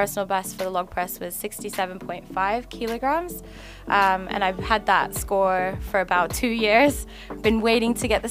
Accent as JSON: {"language": "English", "country": "Hong Kong", "tie": "born or raised there", "also_born_or_lived": "Australia", "said": "I am an Australian-born girl who grew up in Hong Kong"}